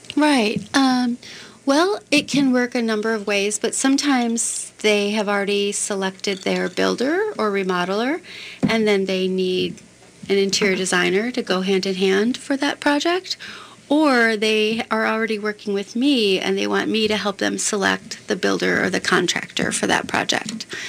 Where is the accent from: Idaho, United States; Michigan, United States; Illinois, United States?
Illinois, United States; Chicago; now in Minneapolis, United States; I grew up in the Chicago area